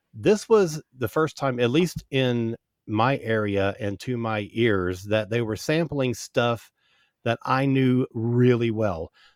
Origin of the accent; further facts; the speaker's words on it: Central Florida, United States; I grew up in Central Florida